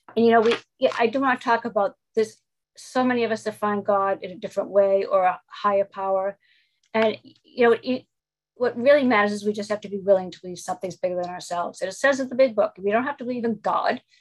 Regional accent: Boston, Massachusetts, United States; I'm from Boston, Massachusetts.

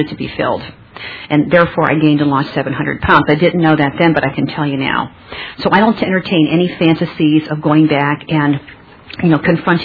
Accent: Pennsylvania, United States; moved away; I was born in Pennsylvania. And out in the country where everybody eats a lot

